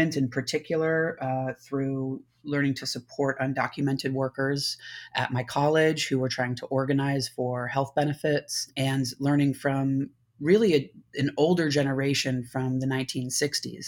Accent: Connecticut, United States; When I was about 13 years old, I was growing up in Connecticut in a suburb

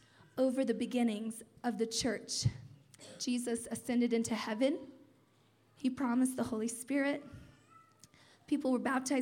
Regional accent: Terceira, Azores, Portugal; moved away; also born or lived in Turlock, California; Terceda, Azores, which is the island I was born on

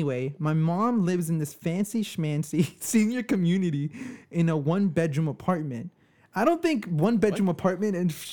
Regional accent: New York, United States; we're from New York

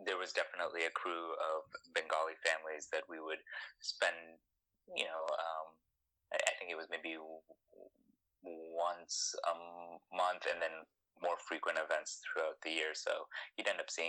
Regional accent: Worcester, Massachusetts, United States; now in New York City, United States; I grew up in Central Mass, Worcester, Massachusetts.

